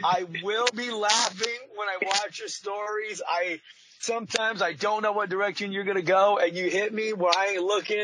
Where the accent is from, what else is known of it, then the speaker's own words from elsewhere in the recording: Paso Robles, California, United States; I grew up in a city called Paso Robles, California